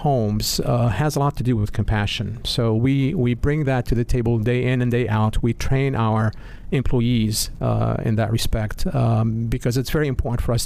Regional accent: Beirut, Beirut Governorate, Lebanon; now in United States; I grew up in Beirut, Lebanon.

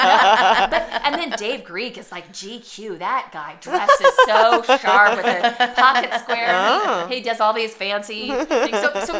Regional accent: Gallatin, Missouri, United States; moved away as an adult; now in Nebraska, United States; growing up in Gallatin, Missouri, population 2000

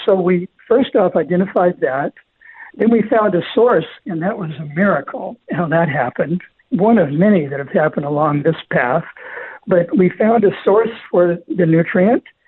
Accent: Southern California, United States; I grew up in Southern California

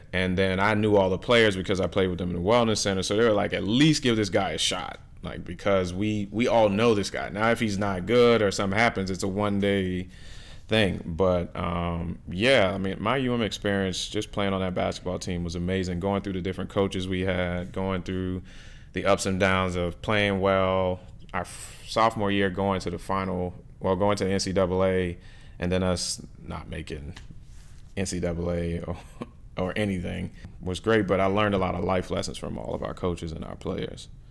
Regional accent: New Orleans, Louisiana, United States; moved away as an adult; now in Miami, United States; growing up in New Orleans, the, I mean, our culture is just amazing

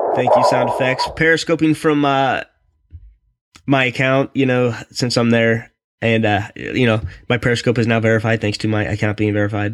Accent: Raleigh, North Carolina, United States; I'm from Raleigh

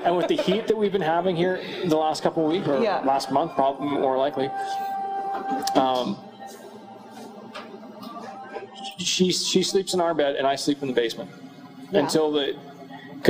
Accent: Kamloops, British Columbia, Canada; I grew up in Kamloops

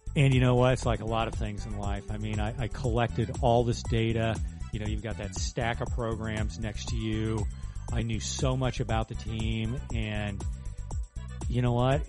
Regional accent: Huber Heights, Ohio, United States; I grew up in grew up in Huber Heights

